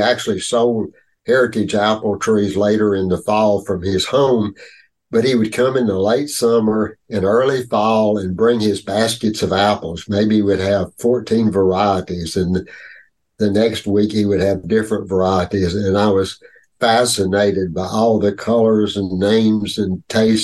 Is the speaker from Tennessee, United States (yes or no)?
no; North Carolina, United States; born or raised there